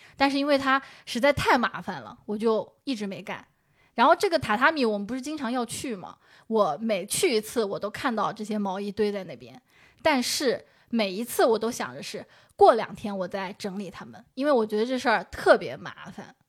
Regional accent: Shaoxing, Zhejiang, China; moved away; 我们绍兴话

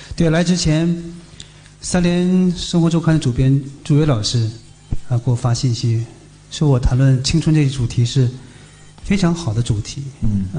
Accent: Harbin, Heilongjiang, China; now in Beijing, China; 哈尔滨我们的老家冬天那么冷

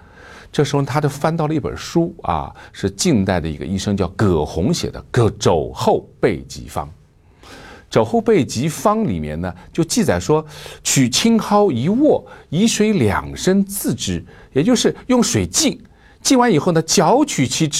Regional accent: China; 我们中国人非常形象地形容这种疾病发作的时候叫打摆子

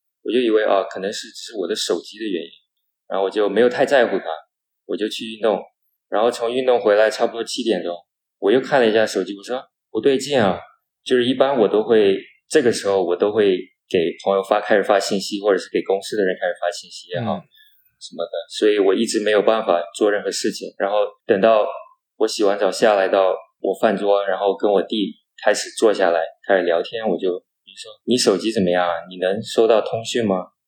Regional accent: Myanmar; also born or lived in United States; 我是出生于缅甸的第二代华人，从美国毕业回来两年多了

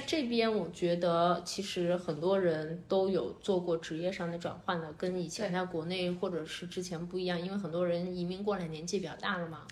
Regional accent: Qingdao, Shandong, China; moved away as an adult; also born or lived in Beijing; 我作为一个青岛人，我回去以后我什么都有，我是过得一定很舒服的

